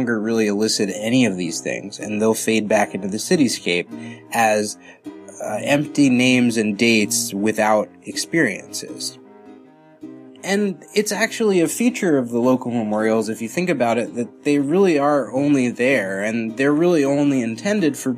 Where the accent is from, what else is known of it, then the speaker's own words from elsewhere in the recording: Westchester, New York, United States; I'm from Westchester